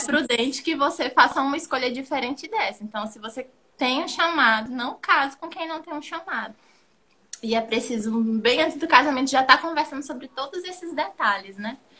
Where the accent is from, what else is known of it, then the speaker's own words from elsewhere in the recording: Brazil; moved away as an adult; now in Cape Verde; nós somos brasileiros, a nossa essência é brasileira, o nosso jeito é brasileiro